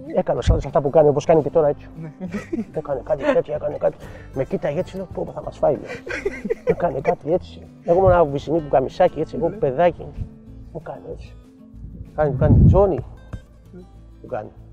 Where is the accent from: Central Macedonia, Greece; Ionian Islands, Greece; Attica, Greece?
Attica, Greece; Piraeus; Εγώ είμαι από το Πειραιά